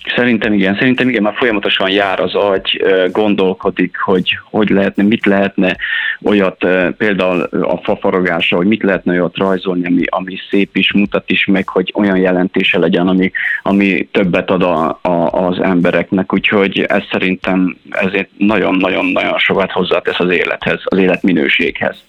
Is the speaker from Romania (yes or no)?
yes; Transylvania, Székely Land, Romania; én Erdélyből származom, Székelyföldről, és még 1993-ban, így jó év napján, még pici voltam, és akkor a nagybátyám ugye fafaragással foglalkozott